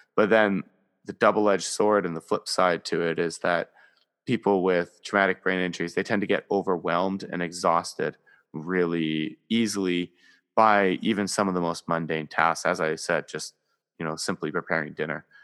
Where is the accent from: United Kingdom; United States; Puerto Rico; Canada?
Canada; I am Canadian